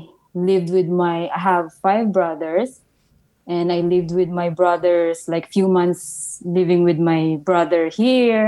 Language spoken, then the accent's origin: English; Valenzuela, Metro Manila, Philippines; also born or lived in Isabela, Philippines; now in Montreal, Canada; I was born in Isabela, but I grew up in Valenzuela in Manila, Metro Manila